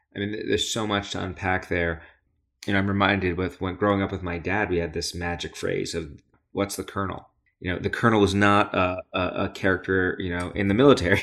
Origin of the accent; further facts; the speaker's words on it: New York City, New York, United States; I grew up in Brooklyn, New York